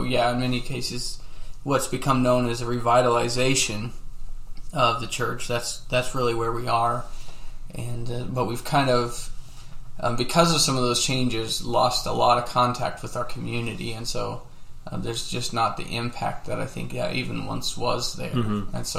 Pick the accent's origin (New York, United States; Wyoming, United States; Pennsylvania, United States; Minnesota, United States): Wyoming, United States; also born or lived in Colorado; I grew up in Wyoming in Colorado and have seven brothers and sisters, and we moved around a lot when I was a kid and as we were growing up.